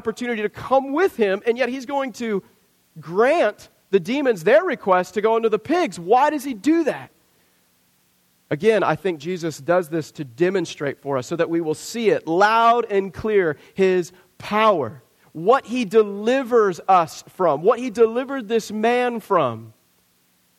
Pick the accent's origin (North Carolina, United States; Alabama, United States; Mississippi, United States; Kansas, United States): Kansas, United States; Southwest; I grew up in Southwest Kansas, Tornado Alley